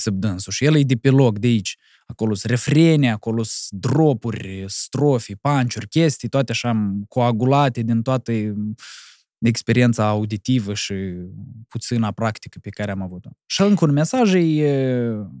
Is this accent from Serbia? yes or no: no; Cahul, Cahul District, Moldova; eu sunt de la Cahul